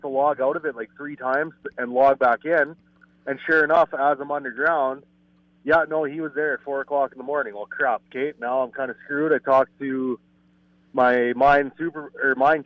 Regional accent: Yorkton, Saskatchewan, Canada; also born or lived in Alberta; I was born and raised in York and Saskatchewan. Been here whole life.

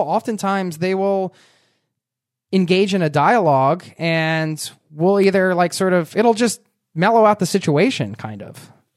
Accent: Philadelphia, Pennsylvania, United States; We're from Philly

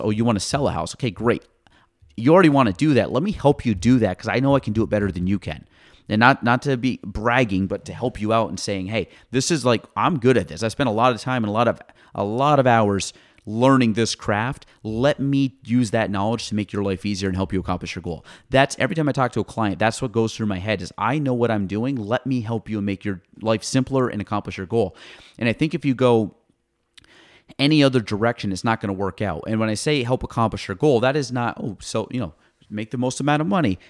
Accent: Clinton County, New York, United States; I grew up in Clinton County my entire life

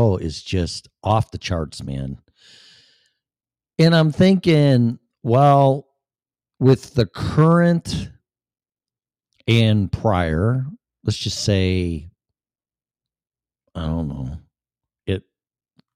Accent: Chicago, Illinois, United States; accent: Chicago; moved away; also born or lived in Florida / Colorado; I still have my Chicago accent.

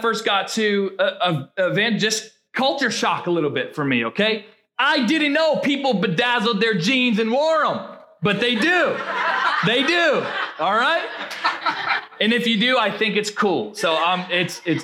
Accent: Rhode Island, United States; moved away as an adult; now in Marshfield, United States; I come from Rhode Island, was born and raised in Rhode Island

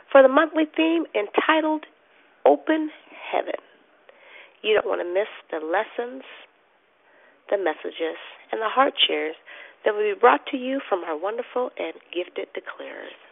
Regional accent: Arizona, United States; from Arizona, and I'm your hostess this morning.

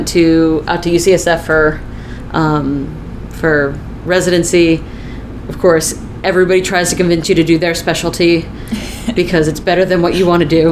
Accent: Connecticut, United States; moved away as an adult; also born or lived in Vermont; I'm originally from Connecticut

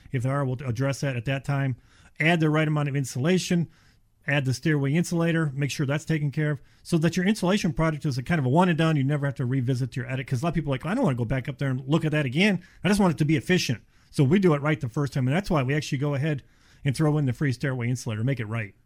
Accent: Cleveland, Ohio, United States; now in Florida, United States; I'm from Ohio, Cleveland area. Moved, oh my gosh, thirty-five years ago

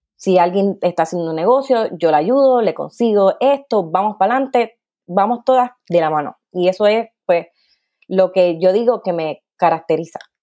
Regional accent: Carolina, Puerto Rico; moved away as an adult; also born or lived in South Korea; now in Belgium; soy de Carolina, Puerto Rico, con mucho orgullo, pero que actualmente está viviendo en Bélgica

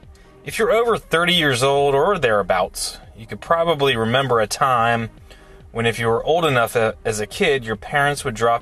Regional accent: Lexington, Kentucky, United States; now in Okaloosa County, United States; I lived near a large public park in my hometown of Lexington, Kentucky.

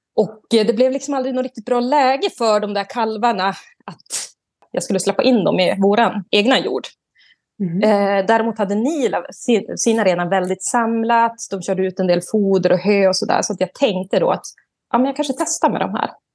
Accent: Vilhelmina, Västerbotten County, Sweden; moved away as an adult; now in Arjeplog, Sweden; Där jag är uppvuxen är i Vilhelmina norra sameby. Men nu så bor jag uppe i Loktamava sameby i Seidegava utanför Arjeplog.

